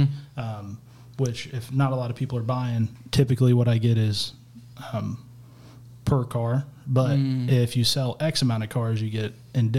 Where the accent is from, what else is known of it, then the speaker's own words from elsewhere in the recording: Springfield, Missouri, United States; I am 32 years old, and we are from Springfield, Missouri.